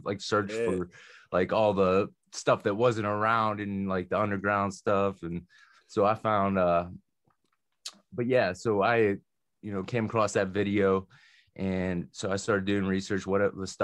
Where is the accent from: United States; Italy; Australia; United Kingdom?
United States; Mount Pleasant, Pennsylvania; now in Jeannette, United States; I'm in Jeanette now, but I'm originally from Mount Pleasant. Spent majority of my life